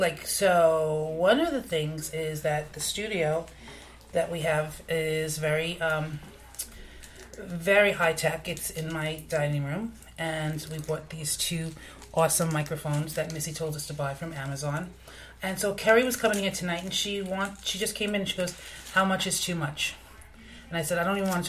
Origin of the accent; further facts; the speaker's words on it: New York City, New York, United States; we're both from Staten Island, and we live next to each other.